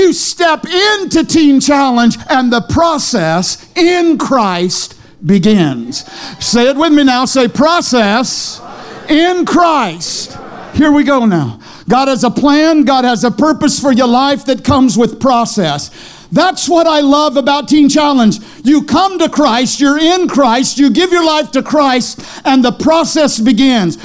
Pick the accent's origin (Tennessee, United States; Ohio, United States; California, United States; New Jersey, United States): California, United States; Taft; I was born and raised in Taft